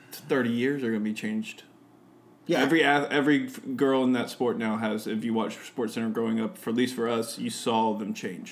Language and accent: English; South Carolina, United States; accent: down south; moved away; Me, myself, I am from South Carolina originally. Grew up on the coast.